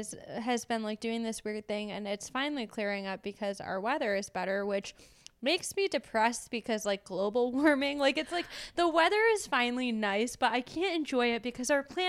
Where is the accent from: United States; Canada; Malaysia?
United States; Michigan; I'm from Michigan.